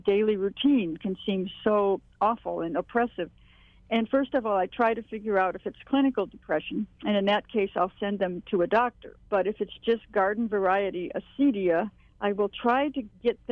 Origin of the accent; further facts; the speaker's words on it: Hawaii, United States; moved away; also born or lived in Dakotas; I grew up in Hawaii